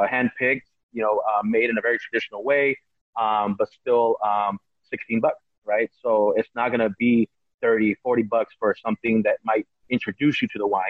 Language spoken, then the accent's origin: English; California, United States; I'm an American citizen. I was born here, and I have I was raised on American pop culture